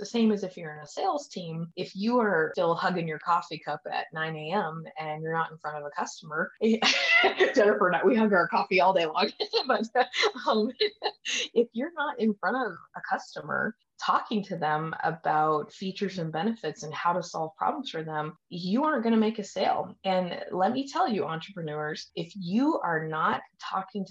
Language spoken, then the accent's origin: English; Colorado, United States; we are from Colorado